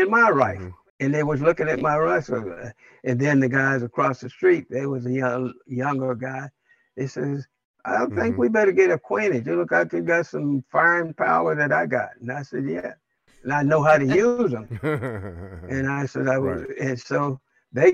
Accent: Rowletts, Kentucky, United States; moved away; also born or lived in East Compton, California; Small place, Rowlett, Kentucky, Rowletts, Kentucky. And in that area where I grew up was only white and black

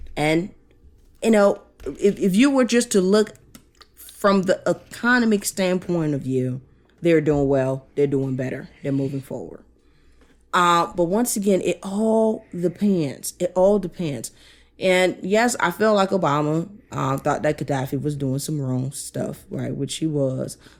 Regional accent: Cameroon; moved away; my home country, yeah, Cameroon

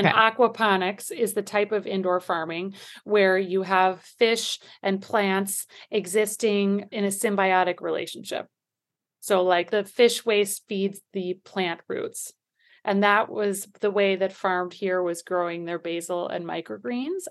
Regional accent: a suburb of Milwaukee, Wisconsin, United States; moved away as an adult; also born or lived in New York City; now in Miami, United States; I grew up in Wisconsin, a suburb of Milwaukee

